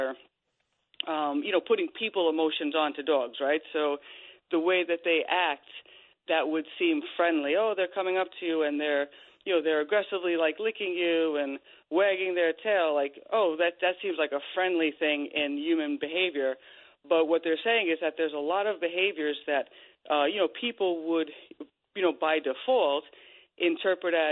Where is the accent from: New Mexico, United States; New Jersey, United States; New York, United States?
New York, United States; Bohemia; when we were growing up in Long Island and I was a kid